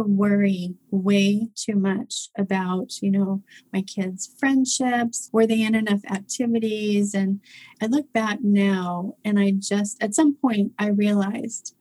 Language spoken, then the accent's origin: English; Oklahoma, United States; moved away as an adult; also born or lived in St. Louis, Missouri / Phoenix, Arizona; now in London, United Kingdom; I was actually born in St. Louis, raised in Oklahoma